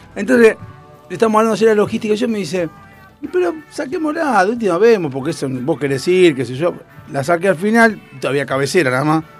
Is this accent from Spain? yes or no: no; Argentina; somos argentinos